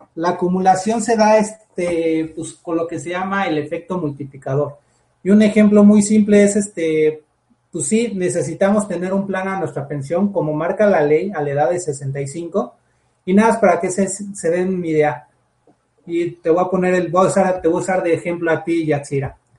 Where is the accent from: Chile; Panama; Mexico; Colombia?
Mexico; Lo que necesitamos como todos mexicanos